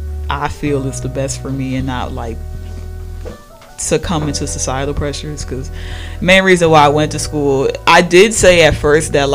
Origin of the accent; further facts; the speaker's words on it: Milwaukee, Wisconsin, United States; I come from Milwaukee, 19 years old.